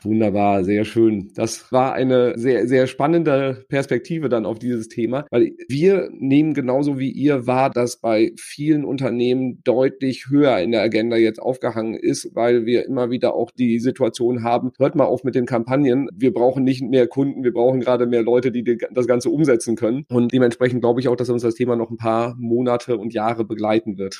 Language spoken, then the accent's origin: German; Sauerland, North Rhine-Westphalia, Germany; wir sind ja beide Sauerländer